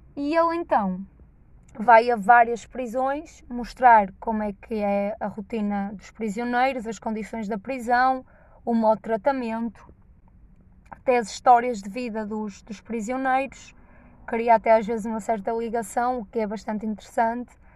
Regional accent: Norte, Portugal; accent: nortenho; Os boetas gostam de gozar com o meu sotaque nortenho

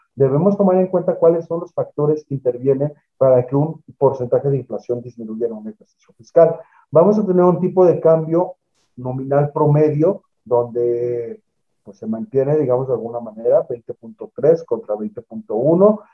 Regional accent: Mexico; todos los ciudadanos mexicanos

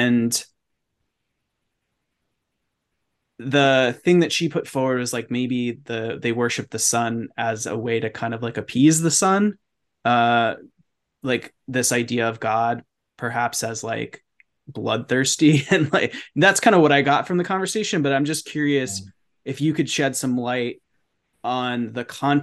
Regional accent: New York City, New York, United States; moved away as an adult; I grew up in New York City

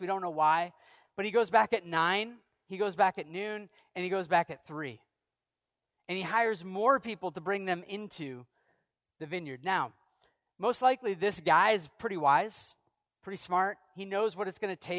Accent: Maine, United States; I'm from Maine

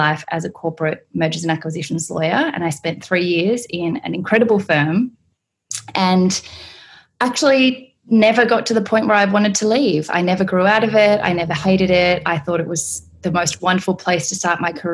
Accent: Australia; also born or lived in South Korea; I was adopted from South Korea when I was 6 months old, don't have any memories and have only had the most wonderful experience with my family, country bumpkin, Caucasian Australians with a fully blown Asian little girl on dairy farms

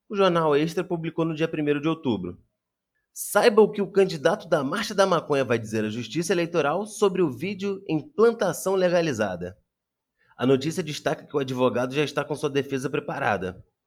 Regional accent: Rio de Janeiro, Brazil; como carioca

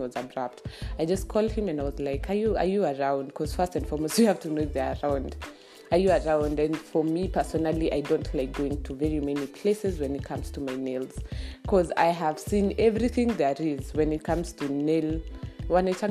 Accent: Kenya; I'm Kenyan

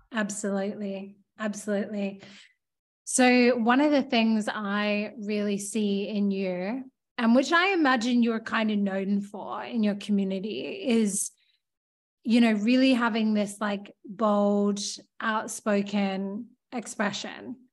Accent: Australia; moved away as an adult; also born or lived in London; I was like from Australia

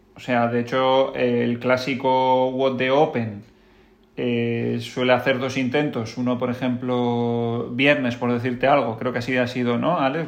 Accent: Pamplona, Navarre, Spain; yo nací en Pamplona, de hecho, ¿eh? en Euskal Herria

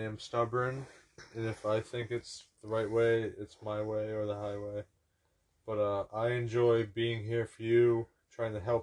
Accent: Maine, United States; moved away; I am a Mainer. I am nothing else but a Mainer

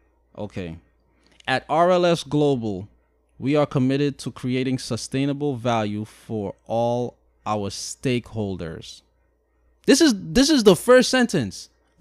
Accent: Shanghai, China; They're still Chinese, but I'm Chinese. But I'm from Shanghai.

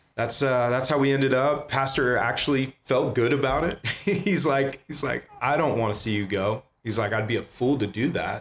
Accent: San Jose, California, United States; also born or lived in Santa Clara / Palo Alto; now in Ventura, United States; I grew up in the Bay Area. Um, I was born in Santa Clara, lived in San Jose till I was 12 years old

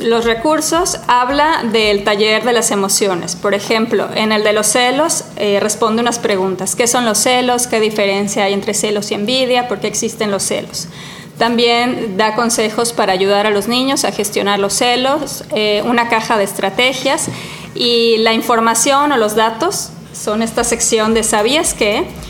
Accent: Cancún, Quintana Roo, Mexico; moved away; Yo lo viví mucho creciendo en Cancún, ¿no? ¿De dónde soy? ¿De aquí o de allá?

